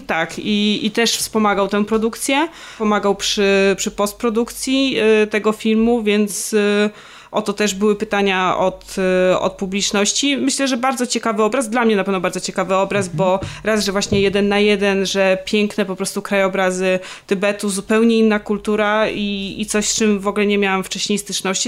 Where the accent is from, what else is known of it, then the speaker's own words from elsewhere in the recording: Warsaw, Masovian Voivodeship, Poland; ja jestem z Warszawy